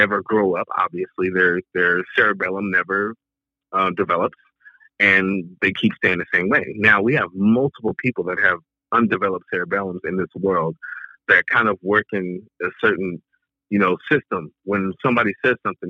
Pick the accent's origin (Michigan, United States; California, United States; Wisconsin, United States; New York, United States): California, United States; Long Beach; I'm from Long Beach, California